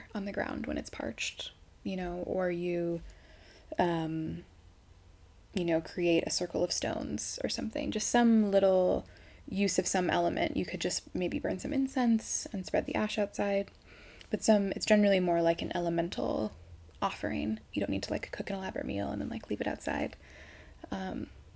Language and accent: English; Midwest, United States; also born or lived in East Coast; now in Sedona, United States; I grew up in the Midwest and I spent a lot of time on the East Coast, and yeah, now I'm here in Sedona